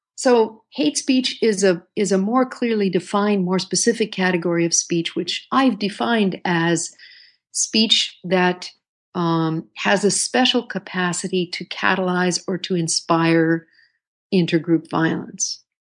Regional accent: New York City, New York, United States; I grew up in the Bronx

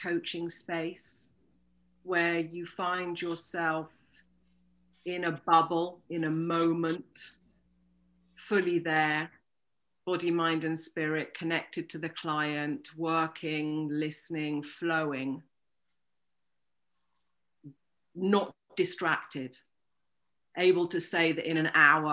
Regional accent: United Kingdom; moved away as an adult; now in Toulouse, France; I'm British, but I'm based in the south of France in Toulouse and have been living here for the past 20 years

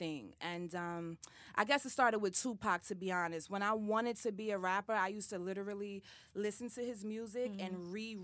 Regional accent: New York City, New York, United States; also born or lived in Florida; I'm originally from Harlem, New York

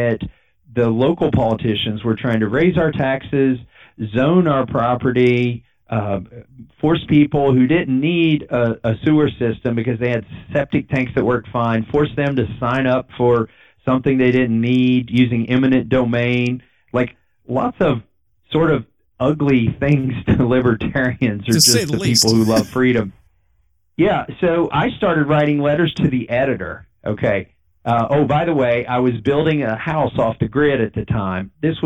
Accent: Kentucky, United States; also born or lived in Massachusetts; I grew up in Kentucky

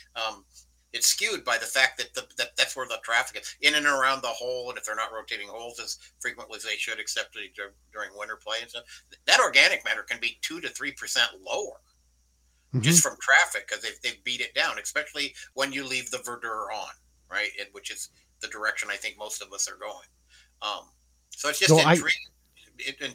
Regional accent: New Mexico, United States; New Mexico, my home state

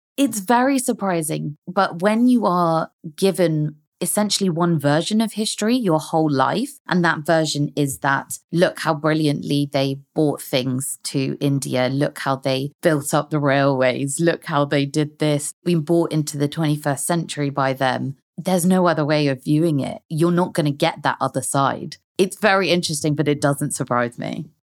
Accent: London, United Kingdom; also born or lived in Hong Kong; I've lived most of my life in London

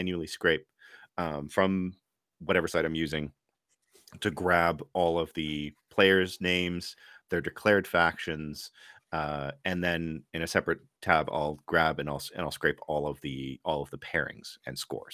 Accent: Quebec, Canada; I was raised in Quebec

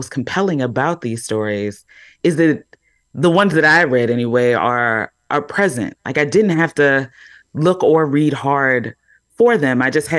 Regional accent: Baltimore, Maryland, United States; So here I am, a Black woman. I've already said that I'm from Baltimore.

